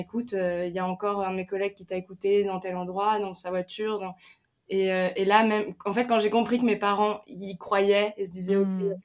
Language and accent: French; Picardy, Hauts-de-France, France; now in Paris, France; j'ai grandi en Picardie euh, à la ferme